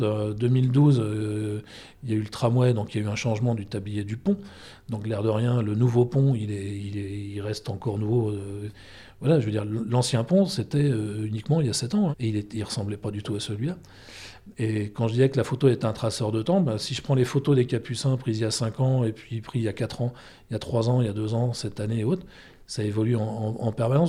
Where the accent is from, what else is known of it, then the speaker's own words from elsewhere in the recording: Brest, Brittany, France; moved away as an adult; also born or lived in Paris; tous les gens qui me demandaient d'où tu viens, quand je disais Brest